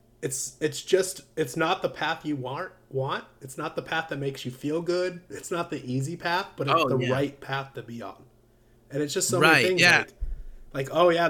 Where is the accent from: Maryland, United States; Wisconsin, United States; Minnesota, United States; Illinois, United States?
Illinois, United States; Champaign; moved away; also born or lived in San Diego, California; I'm actually from Champaign, Illinois originally